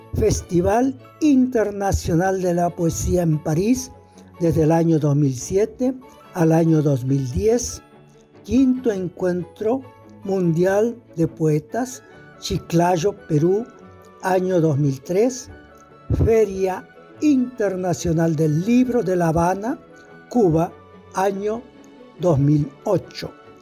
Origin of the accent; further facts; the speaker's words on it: El Mistol, Santiago del Estero, Argentina; moved away; also born or lived in Buenos Aires; escritor santiagueño. Nací en el Mistol, departamento Robles